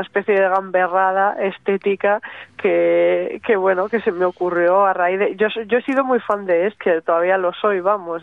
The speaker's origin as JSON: {"language": "Spanish", "town": "Barakaldo", "region": "Basque Country", "country": "Spain", "said": "mi tierra, ¿no? De Baracaldo, de la margen izquierda"}